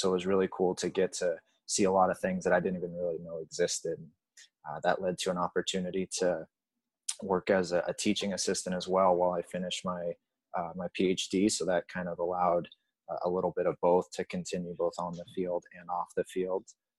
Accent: Huntington Beach, California, United States; moved away as an adult; also born or lived in Massachusetts; growing up in Huntington Beach, California

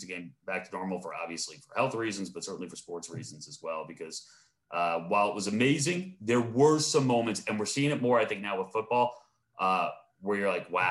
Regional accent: Long Island, New York, United States; I grew up on Long Island

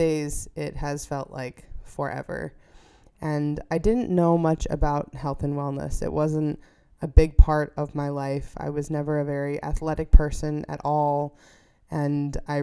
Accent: New York, United States; moved away as an adult; I returned to my home state of New York

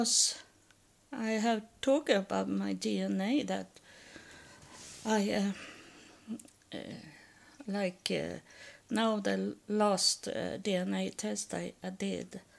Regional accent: Sweden; moved away as an adult; also born or lived in United States; I'm from Sweden and am homeless in United States

